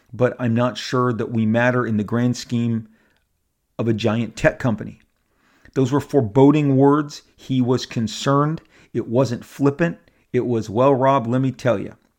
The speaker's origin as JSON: {"language": "English", "area": "Orange County", "region": "California", "country": "United States", "tie": "born or raised there", "said": "I've lived here my entire life. I was born here. I was born in Orange County."}